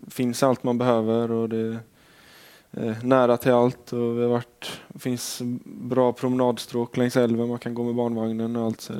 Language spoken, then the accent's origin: Swedish; Gothenburg, Västra Götaland, Sweden; moved away; jag har varit hemma i Göteborg